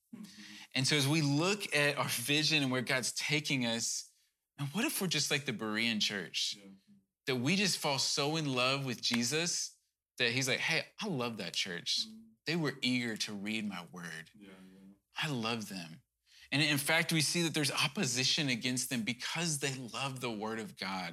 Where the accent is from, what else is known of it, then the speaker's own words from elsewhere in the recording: Cajun, Louisiana, United States; I'm probably Cajun